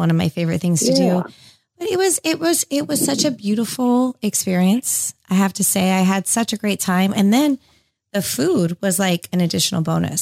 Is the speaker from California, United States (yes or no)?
yes; California, United States; moved away; I grew up in California, so I'm a little different.